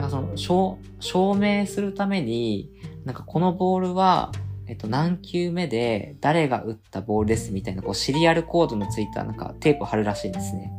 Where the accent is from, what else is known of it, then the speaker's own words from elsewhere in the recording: Kumamoto, Japan; now in Tokyo, Japan; 自分が熊本出身っていうところもあって今東京にいる